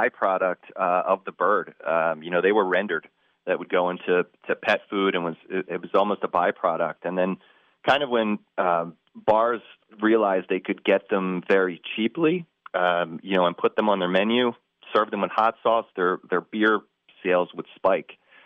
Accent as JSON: {"language": "English", "region": "Northeast", "country": "United States", "said": "I'm from the Northeast"}